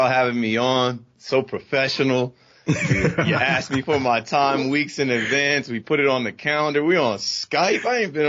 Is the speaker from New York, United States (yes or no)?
no; New Jersey, United States; So I'm from Jersey.